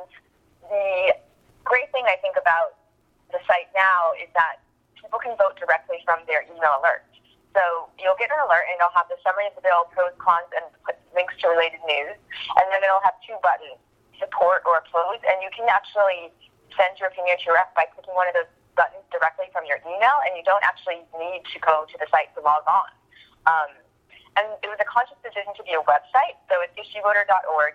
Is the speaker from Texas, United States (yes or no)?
yes; Texas, United States; moved away as an adult; also born or lived in Iowa; I'm actually from Texas